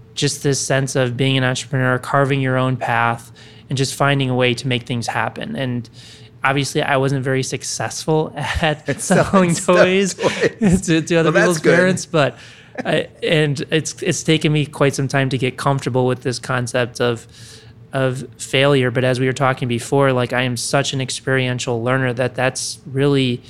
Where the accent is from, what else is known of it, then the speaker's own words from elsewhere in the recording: Chicago, Illinois, United States; Originally from Chicago, so that's where I grew up